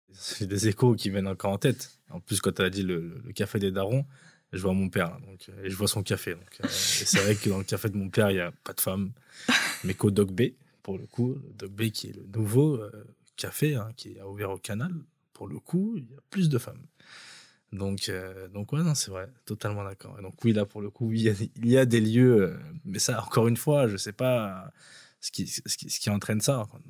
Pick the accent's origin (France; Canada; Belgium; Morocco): France; Pantin, Île-de-France; Là où j'ai grandi à Pantin, il y avait des grands bâtiments partout